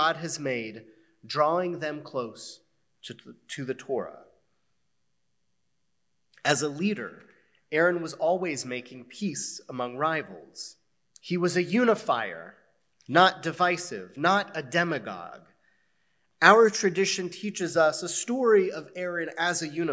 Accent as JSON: {"language": "English", "country": "United States", "said": "As American Jews"}